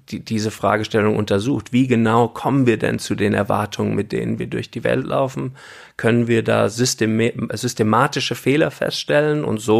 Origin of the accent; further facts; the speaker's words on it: Namibia; also born or lived in Germany / Cape Town, South Africa; Ich bin auch in Deutschland geboren und als ich dann zehn war, sind wir nach Namibia ausgewandert.